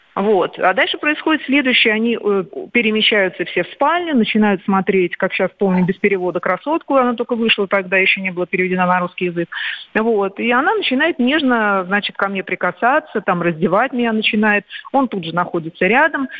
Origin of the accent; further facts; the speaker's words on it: Moscow, Russia; я родилась в Москве